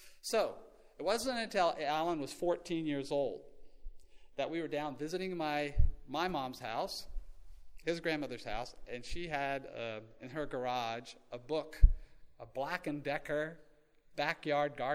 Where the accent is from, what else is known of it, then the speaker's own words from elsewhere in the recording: Texas, United States; moved away as an adult; now in Oklahoma, United States; growing up as a Texan